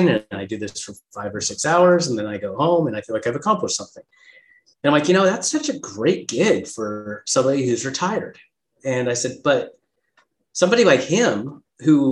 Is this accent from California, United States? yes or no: yes; Southern California, United States; now in Scottsdale, United States; I was here in Scottsdale, Arizona, which is where I live now. And I grew up in Southern California